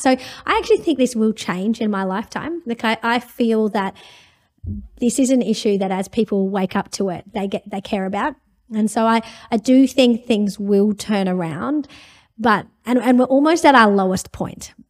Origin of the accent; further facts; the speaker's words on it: India; now in Australia; I'm from India originally